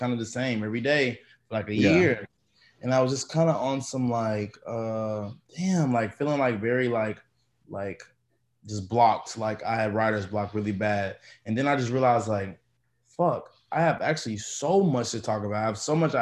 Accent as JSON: {"language": "English", "region": "Arkansas", "country": "United States", "moved": "as an adult", "lives_now": "Los Angeles, United States", "said": "I'm from Arkansas. I moved out to LA."}